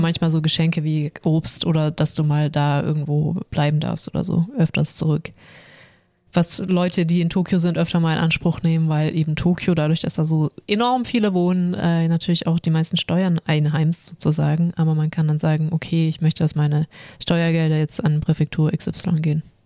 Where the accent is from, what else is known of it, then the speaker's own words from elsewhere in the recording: Swabia, Germany; Ich als Schwabe